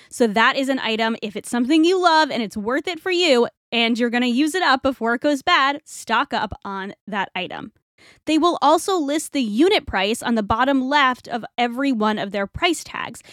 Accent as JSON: {"language": "English", "region": "Rhode Island", "country": "United States", "tie": "born or raised there", "also_born_or_lived": "Toronto", "moved": "as an adult", "said": "I grew up in Rhode Island"}